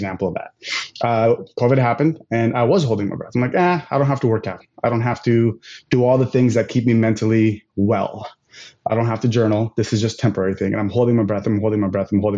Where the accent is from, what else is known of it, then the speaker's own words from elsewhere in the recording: United States; I'm going to speak as an American here